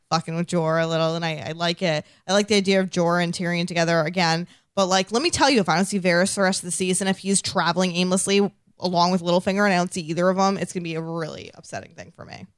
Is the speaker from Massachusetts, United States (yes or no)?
yes; Massachusetts, United States; accent: non-rhotic; I'm from Massachusetts